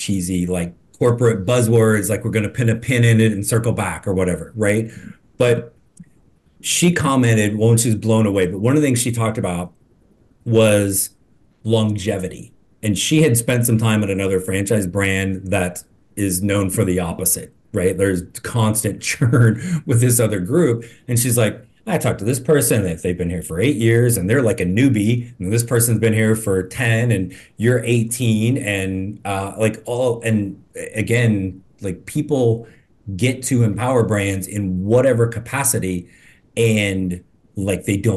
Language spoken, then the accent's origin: English; Midwest, United States; moved away; also born or lived in the South; I grew up in Midwest, but I've been in the South for a long time